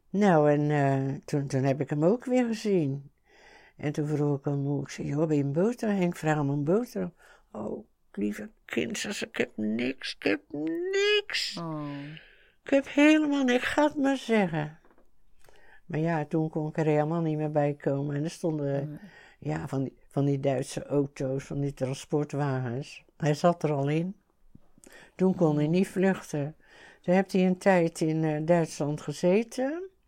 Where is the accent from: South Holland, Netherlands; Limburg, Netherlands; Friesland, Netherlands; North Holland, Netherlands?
South Holland, Netherlands; 's-Gravenzande; ons in Schravenzand